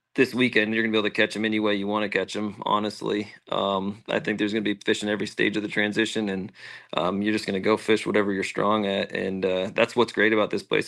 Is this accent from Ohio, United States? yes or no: no; Pennsylvania, United States; I'm from Pennsylvania